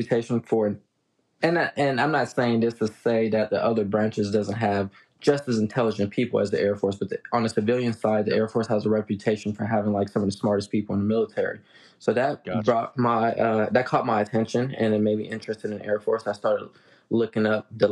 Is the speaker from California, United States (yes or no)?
yes; Los Angeles, California, United States; now in Tulsa, United States; I grew up in Los Angeles